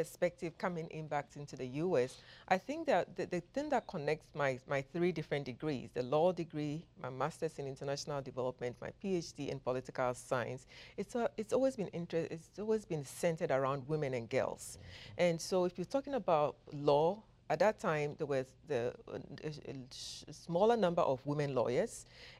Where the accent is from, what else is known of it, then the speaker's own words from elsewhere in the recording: Ghana; He was a military colonel in Ghana.